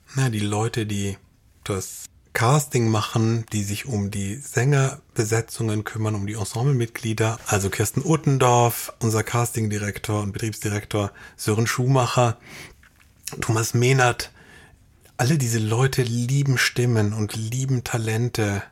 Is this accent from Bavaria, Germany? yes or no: yes; Munich, Bavaria, Germany; moved away; also born or lived in Darmstadt; ich bin in München aufgewachsen